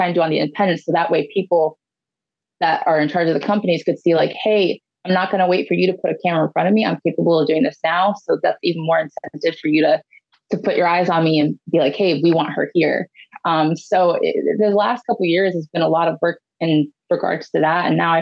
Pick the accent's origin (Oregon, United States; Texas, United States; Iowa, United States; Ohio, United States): Ohio, United States; my home state of Ohio